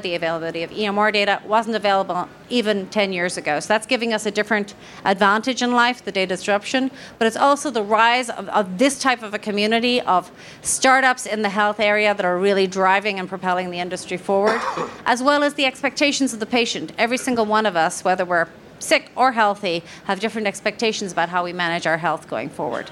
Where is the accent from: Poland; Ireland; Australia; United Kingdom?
Ireland; I am Irish